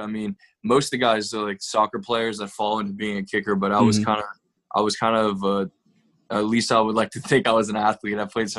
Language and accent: English; Fort Mill, South Carolina, United States; now in Kernersville, United States; So, yeah, I grew up in Fort Mill. My parents live right outside Winston-Salem right now.